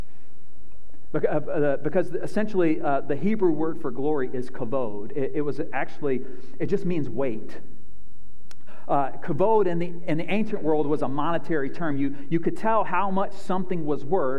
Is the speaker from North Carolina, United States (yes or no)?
yes; North Carolina, United States; moved away; I grew up in North Carolina, born and raised